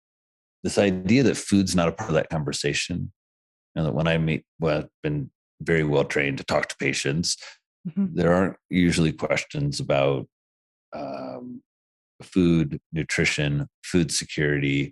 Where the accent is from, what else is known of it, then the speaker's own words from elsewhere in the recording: rural Indiana, United States; moved away as an adult; now in New York, United States; I was born and raised in Indiana